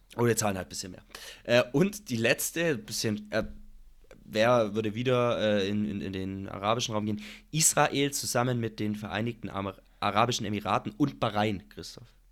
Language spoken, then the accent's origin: German; Germany; bei uns in Deutschland